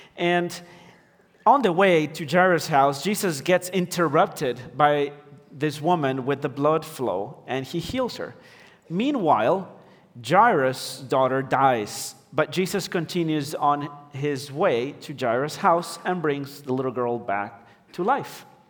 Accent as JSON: {"language": "English", "country": "Ecuador", "moved": "yes", "said": "I'm from Ecuador, and my wife is American"}